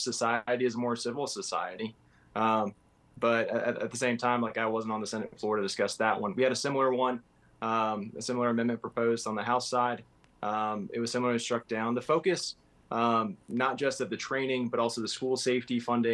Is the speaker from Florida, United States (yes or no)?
yes; South Florida, United States; now in Pensacola, United States; I grew up in South Florida.